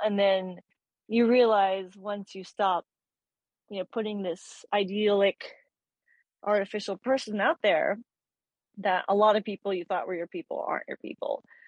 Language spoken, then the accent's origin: English; Texas, United States; I'm from Texas, so that's like in the minority